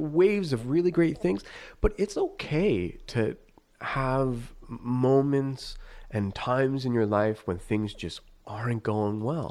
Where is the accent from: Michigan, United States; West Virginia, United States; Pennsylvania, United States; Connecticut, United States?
Pennsylvania, United States; northeastern; also born or lived in New York; we moved, and so I, I essentially grew up in northeastern Pennsylvania in a New York house